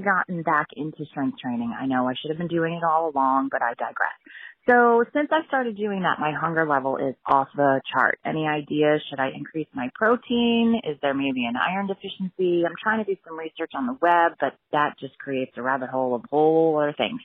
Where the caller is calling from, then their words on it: Flowery Branch, Georgia, United States; I'm calling from Flowery Branch, Georgia